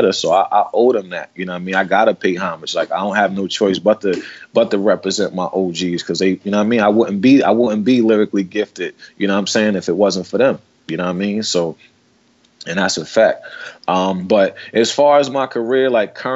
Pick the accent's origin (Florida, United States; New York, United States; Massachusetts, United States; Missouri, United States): New York, United States; New York City; I'm from the 40th side of Queensbridge, man. That's where I was born